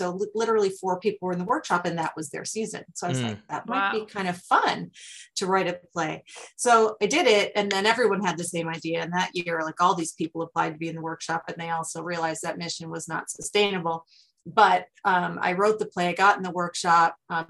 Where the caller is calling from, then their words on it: New York, United States; Western New York, which is near Buffalo.